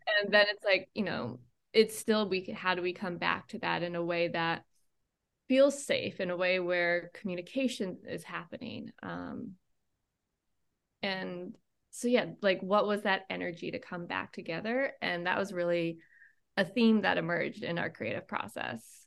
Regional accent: Maine, United States; I grew up in Maine

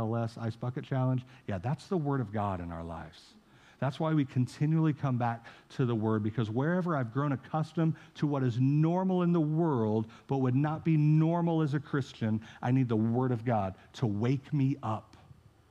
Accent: St. Joseph, United States; moved away; St. Joe in my hometown

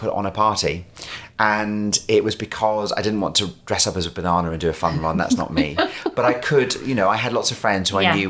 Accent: Scotland, United Kingdom; accent: strong Scottish; also born or lived in London; Went, left London, came to live back in Scotland.

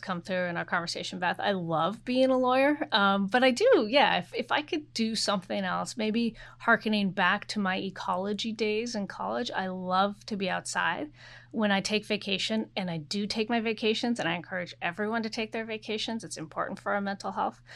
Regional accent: Oregon, United States; moved away; I am from Oregon. I'm a very proud Pacific Northwesterner.

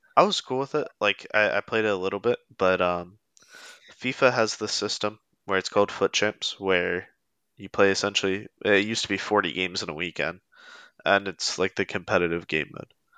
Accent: Pennsylvania, United States; also born or lived in North Carolina / Lancaster, Pennsylvania; I've lived in Pennsylvania my entire life except two years when I went to college in North Carolina

